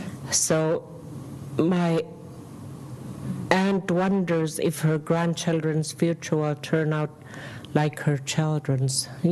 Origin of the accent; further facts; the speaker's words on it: Togiak, Alaska, United States; I'm from Togiak. It's a little village around the Bristol Bay region of Alaska, and there's about 900 people in my village.